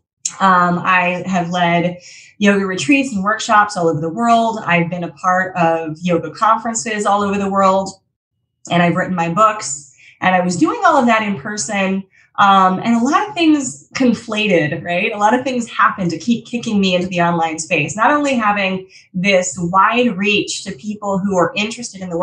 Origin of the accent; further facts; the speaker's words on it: Colorado, United States; moved away; I'm originally from Colorado, so I used to teach in Denver a lot.